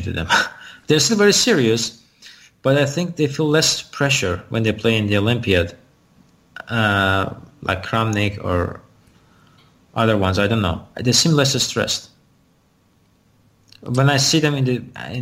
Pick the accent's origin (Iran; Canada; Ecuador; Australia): Iran; now in United States